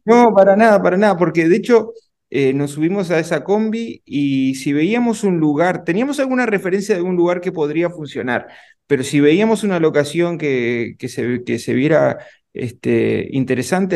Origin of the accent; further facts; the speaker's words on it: Uruguay; yo soy de Uruguay